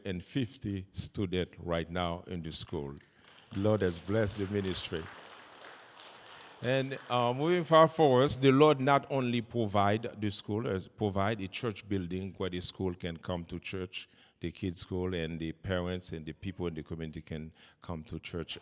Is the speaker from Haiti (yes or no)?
yes; Haiti; I'm from Haiti